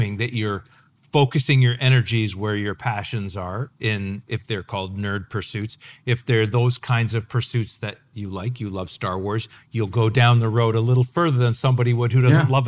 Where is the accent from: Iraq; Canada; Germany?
Canada; I'm Canadian.